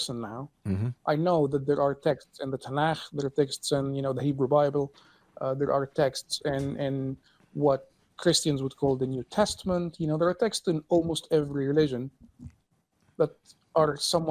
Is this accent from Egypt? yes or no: yes; Cairo, Cairo Governorate, Egypt; So I'm Egyptian, and I was born in 1990 in Cairo. Like most Egyptians, I grew up in a Muslim family